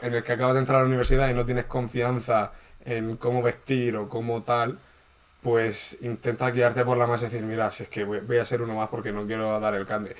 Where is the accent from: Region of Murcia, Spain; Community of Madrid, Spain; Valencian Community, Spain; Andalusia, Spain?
Region of Murcia, Spain; soy de Murcia